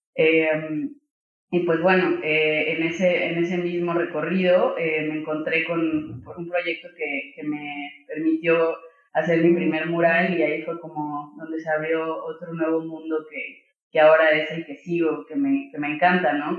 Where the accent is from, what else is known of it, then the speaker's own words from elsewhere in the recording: Mexico; como mexicano reconoces, o mexicana más bien reconoces ese tipo de machismo